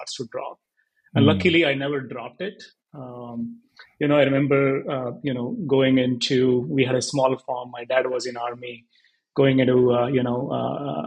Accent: Haryana, India; moved away; I was born and brought up in Haryana, in a very small village, I would say 70 kilometers from Delhi

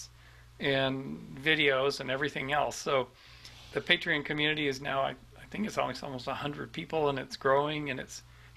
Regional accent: Vancouver, British Columbia, Canada; moved away; returning to Vancouver and Spirit Plant Medicine sometime soon, and bringing Catherine and seeing my relatives, all my hometown relatives.

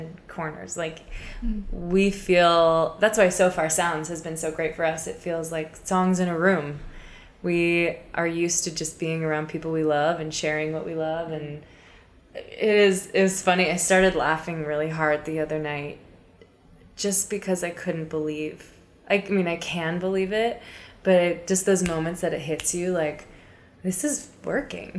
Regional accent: Portland, Oregon, United States; moved away as an adult; also born or lived in Baltimore, Maryland; I'm from Portland, Oregon

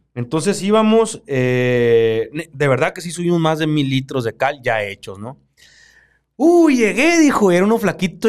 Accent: Baviácora, Sonora, Mexico; Yo nací en Baviácora, Sonora

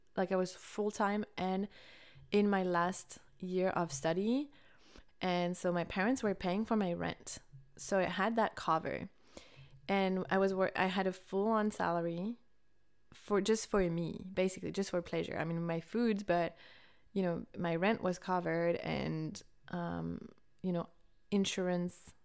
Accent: France; growing up in France

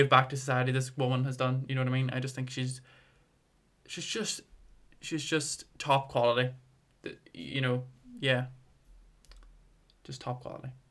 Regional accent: Armagh, Northern Ireland, United Kingdom; I come from Armagh, really small town

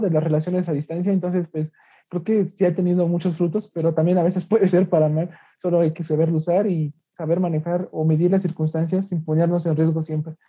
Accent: Mexico; como mexicanos

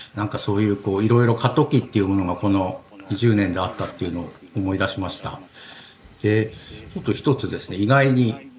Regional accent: Tohoku, Japan; 私も東北の生まれ育ちなんで

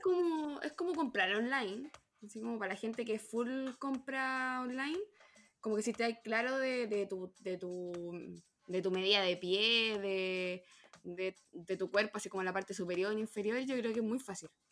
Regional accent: Chile; como típico chileno que copiamos todo

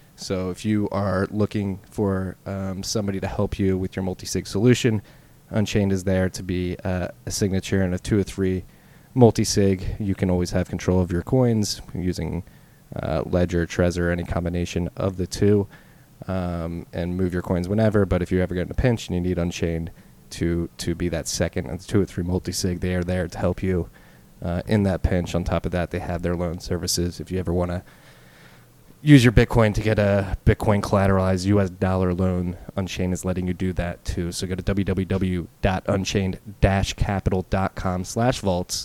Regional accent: Philadelphia, Pennsylvania, United States; I am at least, from the Philadelphia area.

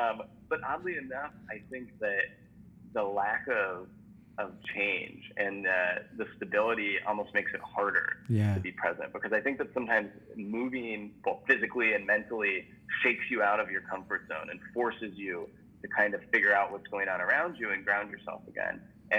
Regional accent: Midwest, United States; Maybe it's like a Cubs jacket. You're like, hey, Cubs, like you're from the Midwest. I'm from the Midwest too.

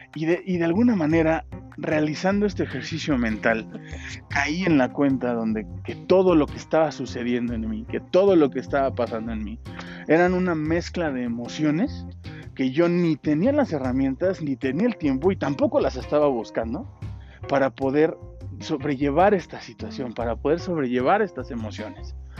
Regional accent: Mexico City, Mexico; moved away as an adult; tuve que salir de la Ciudad de México, irme a otro estado de la República, un estado donde ya no tenía esa zona de confort, ya no tenía un hogar a donde regresar y resguardarme bajo las alas de mi padre o de mi madre

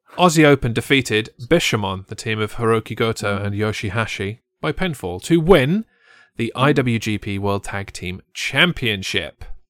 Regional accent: England, United Kingdom; I'm English

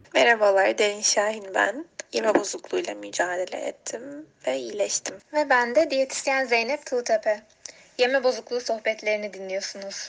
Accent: Istanbul, Turkey; moved away as an adult; now in Ankara, Turkey; buraya gelene kadar ben İstanbul'da doğmuş büyümüş bir insanım.

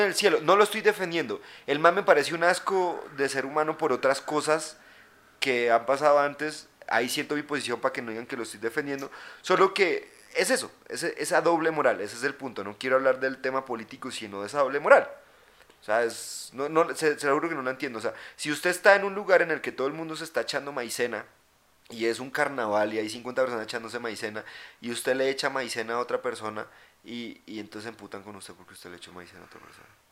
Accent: Colombia; now in Bogotá, Colombia

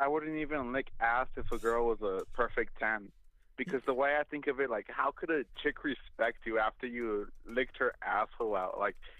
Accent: Texas, United States; I'm from Texas.

